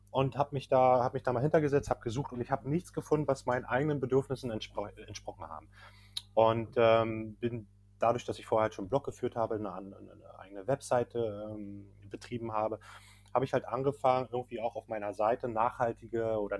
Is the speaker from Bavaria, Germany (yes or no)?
no; Berlin, Germany; davor komme ich ursprünglich aus Berlin, habe dort meine Ausbildung gemacht, ähm, habe äh, ganz normal gearbeitet, auch am Flughafen dort noch